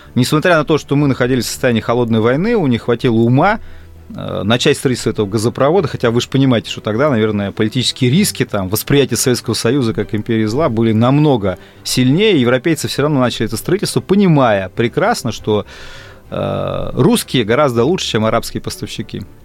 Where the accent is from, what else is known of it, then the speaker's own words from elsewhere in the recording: Russia; я россиянин